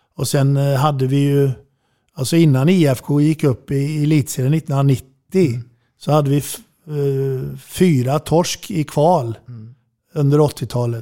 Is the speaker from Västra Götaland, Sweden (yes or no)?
yes; Falköping, Västra Götaland, Sweden; Jag bodde i Falköping då